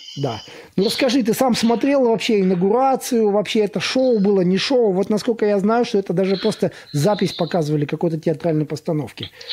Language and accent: Russian; Latvia; я из Латвии сам